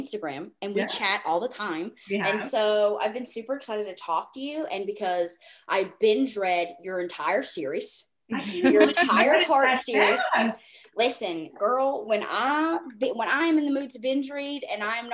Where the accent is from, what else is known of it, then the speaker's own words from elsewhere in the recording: the South, United States; I'm from the South, and everything that is supposed to sound one way does not sound that way